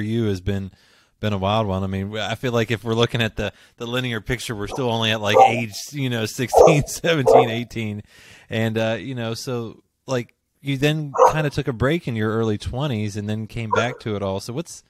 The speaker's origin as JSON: {"language": "English", "area": "near Pittsburgh", "region": "Pennsylvania", "country": "United States", "tie": "born or raised there", "also_born_or_lived": "West Virginia / Beckley, West Virginia / Princeton, West Virginia", "moved": "as an adult", "lives_now": "Kentucky, United States", "said": "I'm from West Virginia originally. I grew up near Pittsburgh, so ended up going to school down in Beckley and Princeton, and now I'm in Kentucky."}